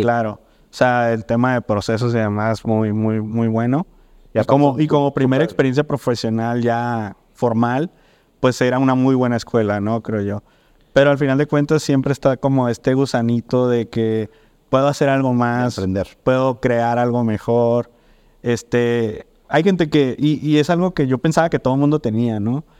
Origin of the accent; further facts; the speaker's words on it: Mazatlán, Sinaloa, Mexico; moved away as an adult; now in Guadalajara, Mexico; yo soy de Mazatlán, me vine a estudiar la carrera aquí a los 19 años